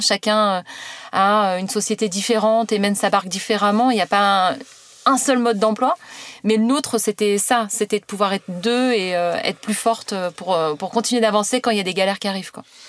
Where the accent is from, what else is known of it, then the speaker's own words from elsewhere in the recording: Le Havre, Normandy, France; moved away as an adult; also born or lived in Paris; je viens du Havre, euh, et, euh, j'ai fait, euh, un bac, euh, un bac E S, euh, classique